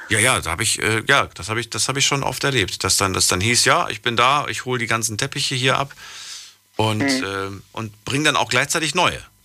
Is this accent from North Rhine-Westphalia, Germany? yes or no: no; Frankfurt, Hesse, Germany; moved away; ehemals aus Frankfurt